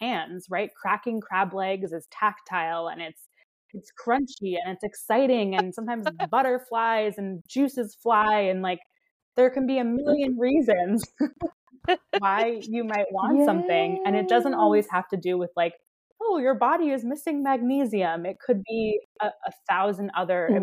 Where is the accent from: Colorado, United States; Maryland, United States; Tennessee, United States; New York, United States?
Maryland, United States; Baltimore; now in Los Angeles, United States; I grew up in Baltimore